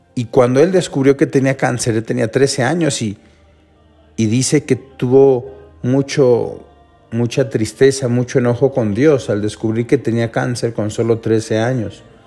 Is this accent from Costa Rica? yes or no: no; Mexico; nosotros como mexicanos